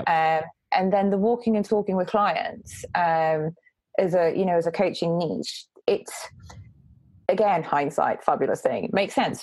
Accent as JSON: {"language": "English", "region": "North East England", "country": "United Kingdom", "also_born_or_lived": "Saudi Arabia", "moved": "yes", "said": "I'm actually from the northeast"}